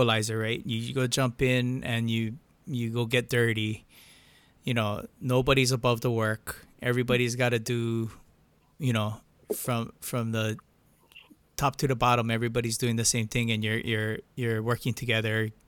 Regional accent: Hilo, Hawaii, United States; I'm from Hilo, I'm born and raised local

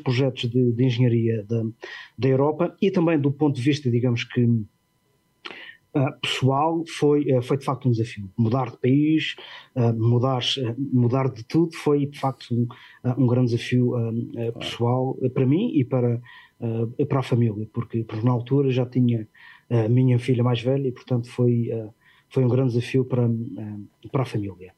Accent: Portugal; moved away as an adult; also born or lived in London; quando saí de Portugal, ingressei diretamente no, uh, no Crossrail

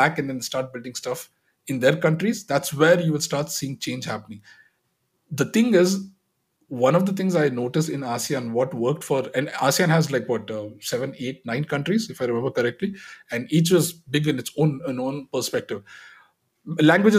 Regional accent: Dubai, United Arab Emirates; I was actually born and brought up in Dubai

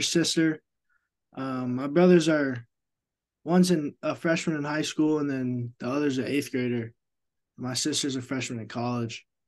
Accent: Hays, Kansas, United States; moved away as an adult; I'm from Hayes, Kansas

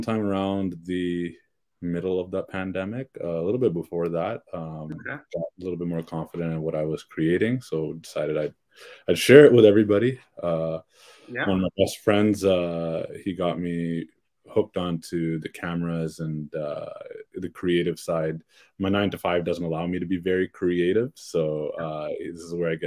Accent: Brampton, Ontario, Canada; I'm actually also from Brampton.

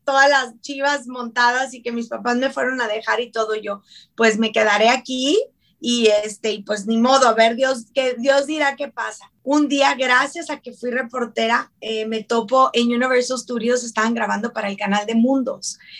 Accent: Ciudad Juárez, Chihuahua, Mexico; moved away; also born or lived in Mexico City; soy mexicana, yo soy de Ciudad Juárez

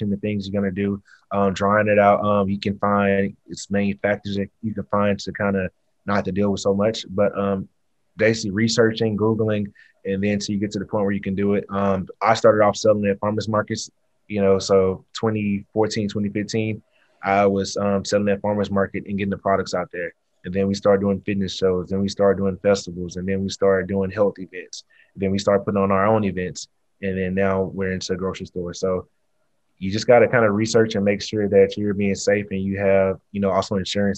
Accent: Houston, Texas, United States; I'm from the South, I'm from Texas, Houston, grew up eating Southern soul

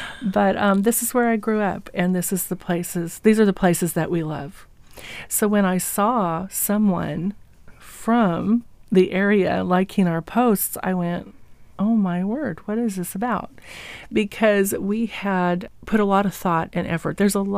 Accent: Walla Walla, Washington, United States; also born or lived in Oregon / California; But okay, so I grew up in Walla Walla and Milton Freewater. This is where my parents and grandparents were from.

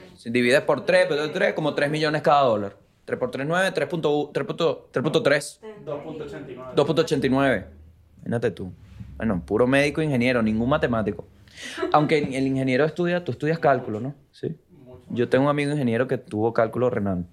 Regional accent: Vargas, La Guaira, Venezuela; moved away; soy de Vargas

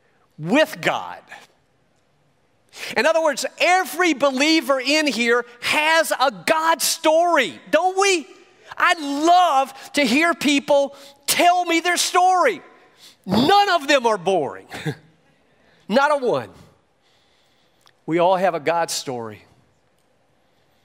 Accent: York, South Carolina, United States; now in Miami, United States; I was born in York, South Carolina, to an abandoned mother

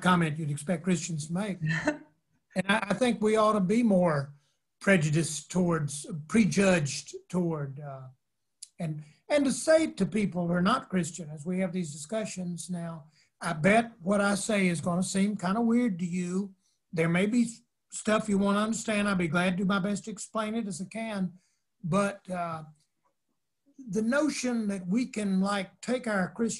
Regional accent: North Carolina, United States; I'm from North Carolina

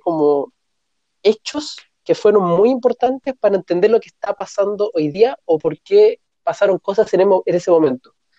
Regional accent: Chile; somos los chilenos

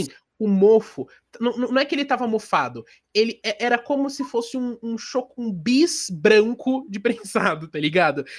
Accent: Brazil

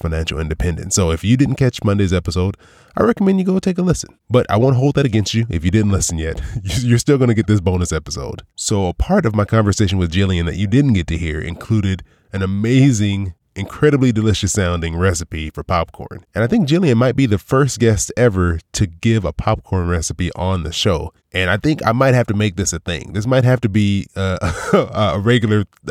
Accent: California, United States; now in Florida, United States; I'm from California

